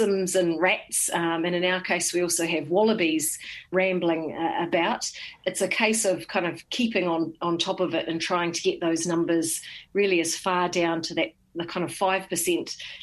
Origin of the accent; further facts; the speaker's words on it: Horohoro, Bay of Plenty, New Zealand; I'm from Horohoro, which is just out of Rotorua